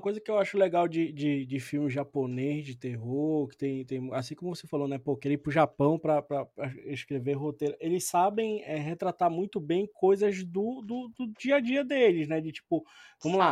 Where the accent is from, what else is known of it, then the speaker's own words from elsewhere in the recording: Brazil; a gente é do Brasil